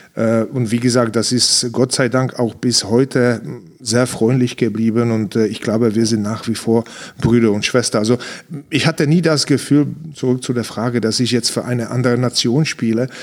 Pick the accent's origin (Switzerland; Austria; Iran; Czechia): Czechia; Ostrava, Moravian-Silesian Region; German is a second language; moved away as an adult; also born or lived in Frankfurt, Germany; now in Munich, Germany; in Ostrava in meiner Heimatstadt